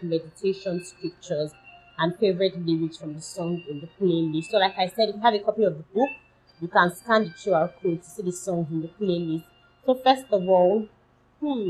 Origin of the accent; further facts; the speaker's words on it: Nigeria; my home country, Nigeria, in Africa.